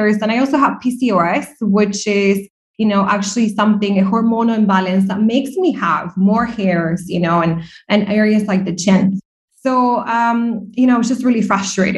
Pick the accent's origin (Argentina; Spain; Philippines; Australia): Argentina; also born or lived in New York / Dublin, Ireland; now in Dubai, United Arab Emirates; I'm originally from Argentina